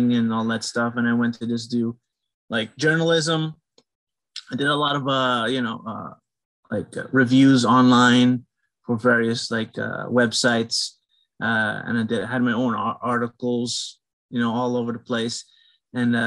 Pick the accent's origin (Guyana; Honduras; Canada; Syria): Guyana; I'm from the Caribbean. I'm from, I guess you can call it West Indian, you know. I'm Guyanese.